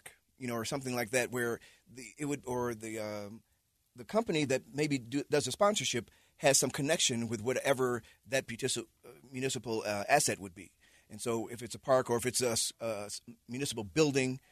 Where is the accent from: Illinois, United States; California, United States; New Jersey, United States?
Illinois, United States; now in Utah, United States; I'm from Illinois.